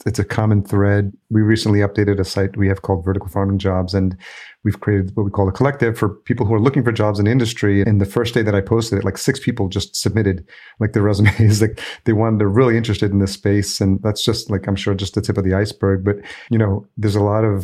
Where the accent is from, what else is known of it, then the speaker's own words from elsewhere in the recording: New York, United States; now in Minneapolis, United States; I live in Minneapolis now, but I grew up in New York.